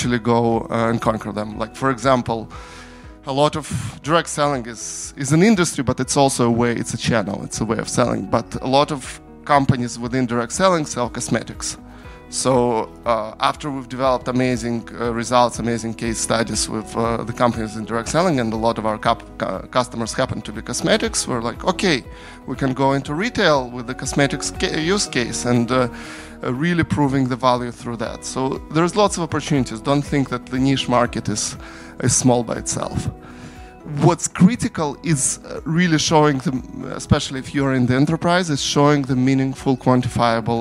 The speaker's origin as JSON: {"language": "English", "country": "Ukraine", "moved": "yes", "said": "I'm from Ukraine originally."}